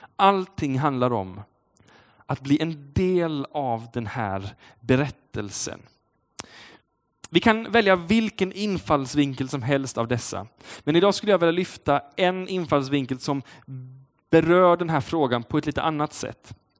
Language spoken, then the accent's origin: Swedish; Uddevalla, Västra Götaland, Sweden; Uddevalla där jag kommer ifrån